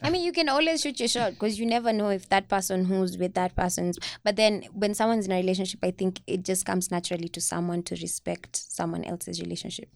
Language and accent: English; Kamulu, Nairobi, Kenya; also born or lived in Kayole; now in Langata, Kenya; I was raised in Kamulu.